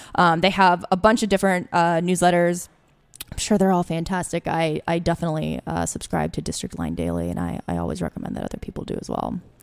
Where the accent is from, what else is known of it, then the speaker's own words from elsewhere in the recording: Alexandria, Virginia, United States; also born or lived in Washington, D.C.; I grew up actually in Alexandria